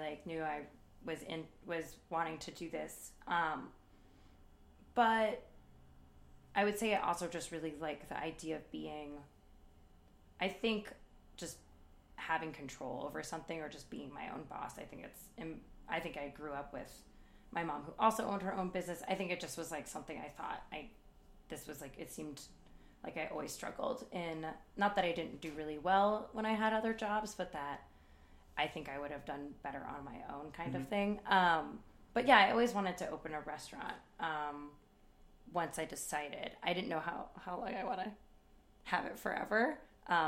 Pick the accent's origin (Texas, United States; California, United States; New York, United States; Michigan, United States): California, United States; San Francisco; I moved back home to San Francisco